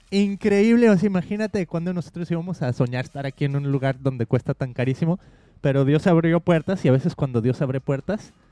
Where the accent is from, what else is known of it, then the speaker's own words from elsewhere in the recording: Mexico; hace muchísimo uno de los pastores con los que crecí en México dice